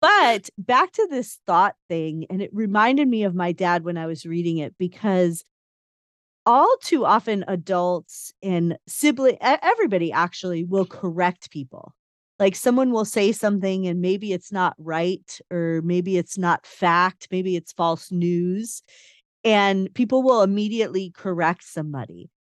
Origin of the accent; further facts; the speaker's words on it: Chicago, Illinois, United States; I, I grew up in Chicago